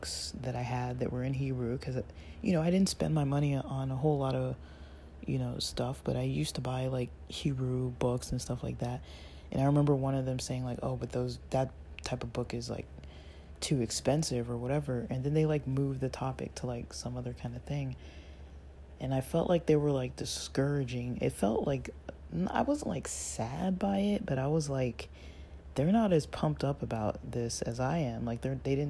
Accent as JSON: {"language": "English", "country": "United States", "said": "as an American in my Western world"}